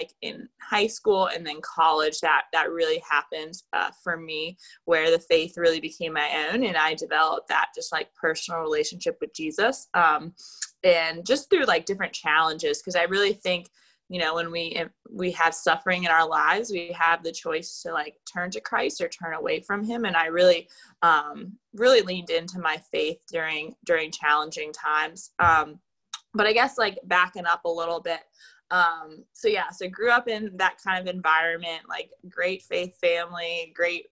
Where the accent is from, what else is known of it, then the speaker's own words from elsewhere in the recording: Jacksonville, Florida, United States; I was born and raised in Jacksonville, Florida